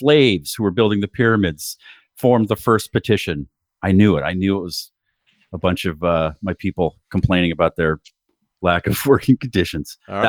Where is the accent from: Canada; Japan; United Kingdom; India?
Canada; now in United States; I'm Canadian.